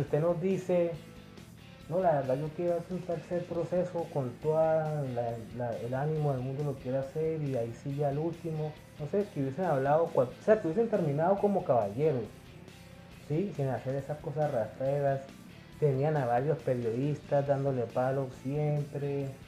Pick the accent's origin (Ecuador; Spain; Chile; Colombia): Colombia; yo soy colombiano, Yo no soy peruano ni, ni brasileño ni nada por el estilo, yo soy de aquí como, como todos nosotros